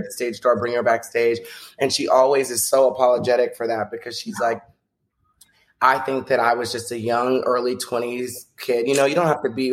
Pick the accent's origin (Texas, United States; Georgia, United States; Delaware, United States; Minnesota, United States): Texas, United States; when I was growing up in Texas